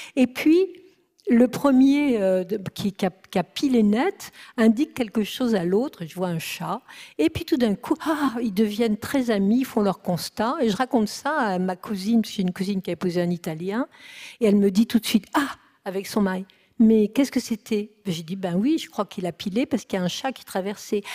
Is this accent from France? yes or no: yes; France